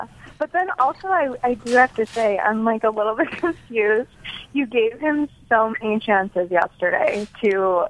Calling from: Rochester, New York, United States; I am calling from Rochester, New York.

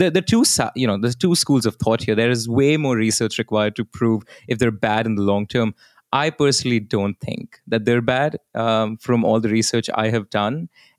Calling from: Delhi, India; So I will say this, you know, I'm recording this from Delhi.

